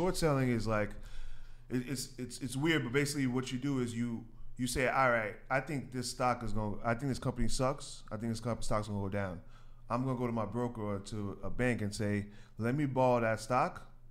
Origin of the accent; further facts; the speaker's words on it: New York City, New York, United States; I grew up in Queens. Uh, born in Queens, New York.